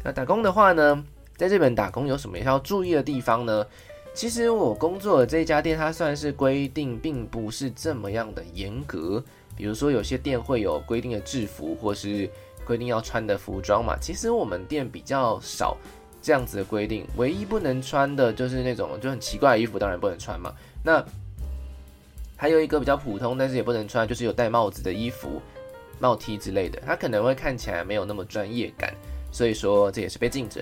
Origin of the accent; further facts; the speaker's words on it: Taichung, Taiwan; moved away as an adult; also born or lived in Taipei; now in Kyoto, Japan; 离开我的故乡台中，然后到台北，台北工作